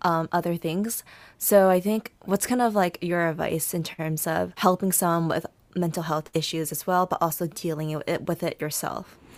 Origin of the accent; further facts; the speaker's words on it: United States; growing up as an Asian American woman